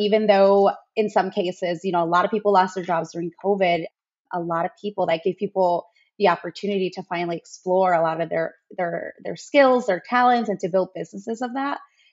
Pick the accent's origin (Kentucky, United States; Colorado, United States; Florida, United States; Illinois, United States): Illinois, United States; Chicago; I live in Chicago, born and raised